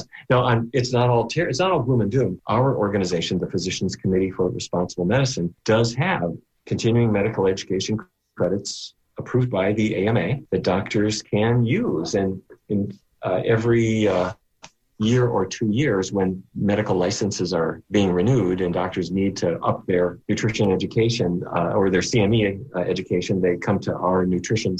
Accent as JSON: {"language": "English", "region": "North Dakota", "country": "United States", "tie": "born or raised there", "said": "as a kid growing up in North Dakota"}